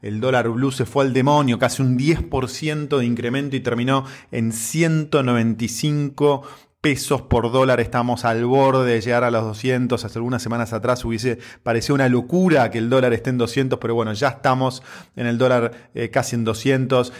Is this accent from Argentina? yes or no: yes; Argentina; así es nuestro país.